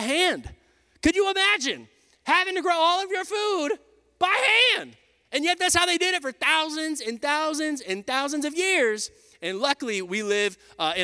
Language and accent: English; Texas, United States; moved away as an adult; also born or lived in Oklahoma City, Oklahoma; Me and Lindsay were there for 5 years before we came down back to my hometown here to plant Radical Church.